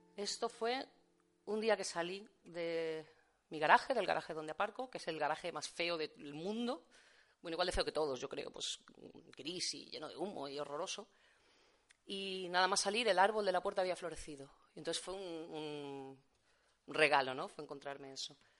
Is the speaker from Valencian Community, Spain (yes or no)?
yes; Valencia, Valencian Community, Spain; also born or lived in Seville; luego ya me fui a Valencia, llevo toda la vida viviendo en Valencia